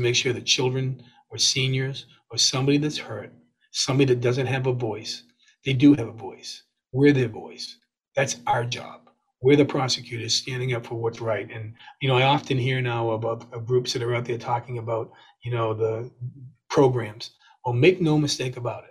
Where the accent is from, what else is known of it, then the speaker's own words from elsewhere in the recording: West Bridgewater, Massachusetts, United States; I grew up in West Bridgewater.